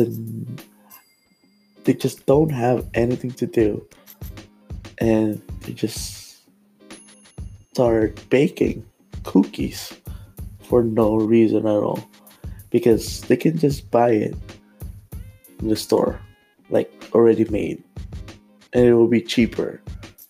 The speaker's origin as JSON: {"language": "English", "country": "Philippines", "moved": "yes", "said": "I'm Filipino"}